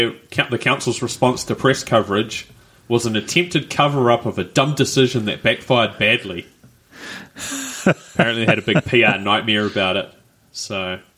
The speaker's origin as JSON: {"language": "English", "town": "Rotorua", "region": "Bay of Plenty", "country": "New Zealand", "moved": "yes", "said": "I'm from Rotorua, originally"}